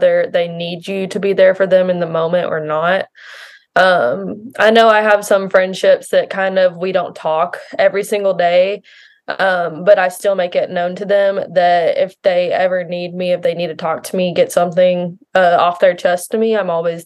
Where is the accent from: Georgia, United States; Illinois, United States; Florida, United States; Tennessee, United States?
Tennessee, United States; Nashville; I am from the Nashville, Tennessee area